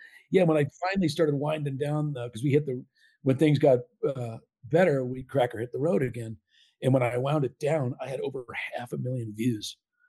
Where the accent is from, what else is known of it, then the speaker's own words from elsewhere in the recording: Southern California, United States; growing up in Southern Cal.